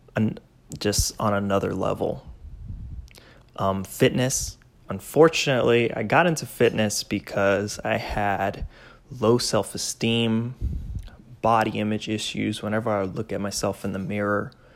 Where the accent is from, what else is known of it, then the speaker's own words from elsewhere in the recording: Miami, Florida, United States; moved away as an adult; also born or lived in Georgia; now in Plainfield, Indiana, United States; Hispanic, born and raised in Miami